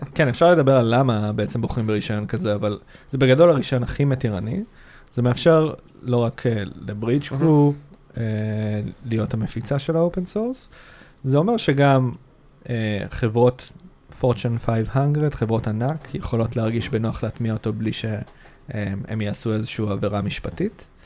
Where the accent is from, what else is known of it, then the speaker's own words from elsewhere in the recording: Rishon LeZion, Central District, Israel; now in Tel Aviv, Israel; גר בתל אביב, במקור אני מהדרום, מראשון לציון, דרומית לתל אביב